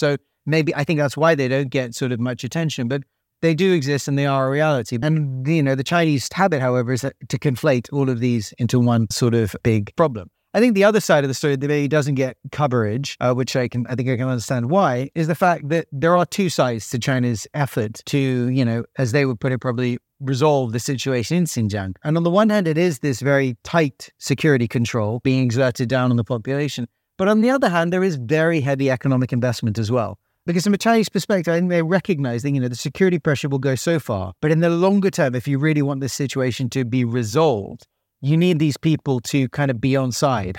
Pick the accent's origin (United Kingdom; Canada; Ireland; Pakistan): United Kingdom; accent: British; I'm a Brit, so, you know, they hear a British accent